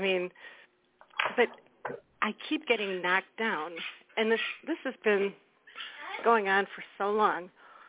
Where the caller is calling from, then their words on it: Wisconsin, United States; Hi, Claire Candy. … from Wisconsin.